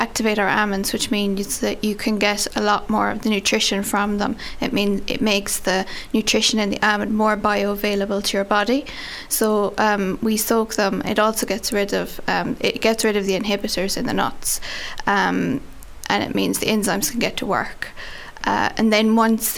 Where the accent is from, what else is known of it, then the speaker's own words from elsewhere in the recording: Ardagh, Munster, Ireland; I'm from Arda